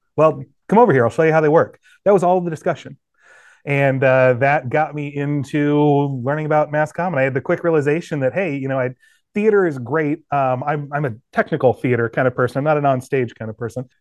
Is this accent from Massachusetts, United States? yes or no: no; West Des Moines, Iowa, United States; also born or lived in Indianola, Iowa / Norwalk, Iowa / Waukee, Iowa; I was born in West Des Moines, Iowa, actually a smaller town just off the side, Indianola, Norwalk area, and then we moved closer to West Des Moines. Grew up in Waukie High School